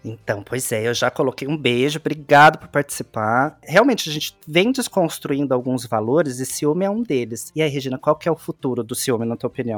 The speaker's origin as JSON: {"language": "Portuguese", "region": "São Paulo", "country": "Brazil", "said": "tenho 22 anos, sou de São Paulo"}